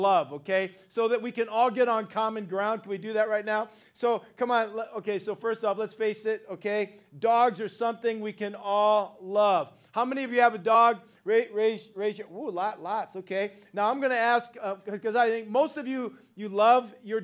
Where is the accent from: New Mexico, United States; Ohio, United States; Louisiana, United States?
Ohio, United States; now in California, United States; I'm actually from Ohio originally and made my way out to California many, many years ago